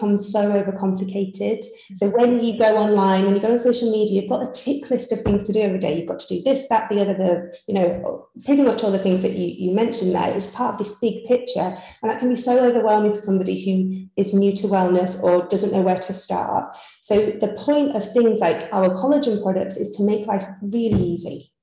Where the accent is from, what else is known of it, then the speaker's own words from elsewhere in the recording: Yorkshire and the Humber, United Kingdom; moved away; I'm originally from Yorkshire. So, you know, you can take the girl out of Yorkshire